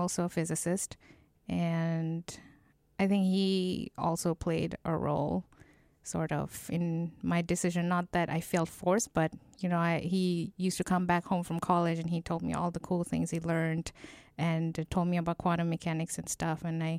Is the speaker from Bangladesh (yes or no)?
yes; Bangladesh; No, this was in Bangladesh. Okay. I'm from Bangladesh, so.